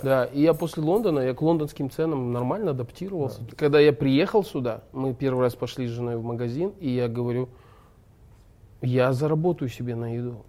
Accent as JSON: {"language": "Russian", "country": "Kazakhstan", "said": "мы же казахи"}